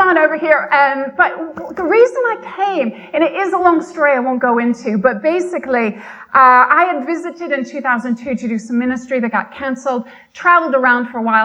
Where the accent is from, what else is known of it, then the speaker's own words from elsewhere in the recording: Michigan, United States; moved away as an adult; now in United Kingdom; I always grew up in Michigan, lived in Michigan until my mid-30s